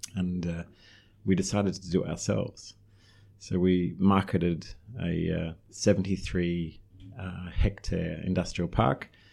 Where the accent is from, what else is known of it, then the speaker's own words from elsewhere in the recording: Australia; moved away as an adult; also born or lived in Melbourne / Beijing; I'm Australian, obviously, so I studied in Melbourne